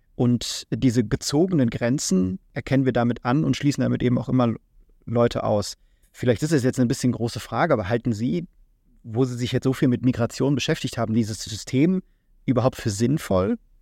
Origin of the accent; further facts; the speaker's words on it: Germany; also born or lived in Japan; wir als Deutsche